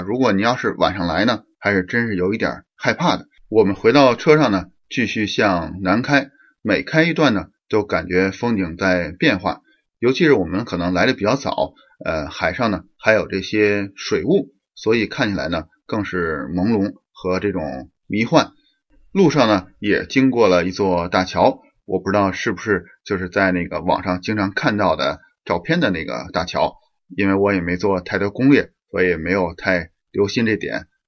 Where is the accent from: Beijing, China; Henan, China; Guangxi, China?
Beijing, China; moved away as an adult; now in Canada; 就是咱们北京了。呃，就是我们的家乡了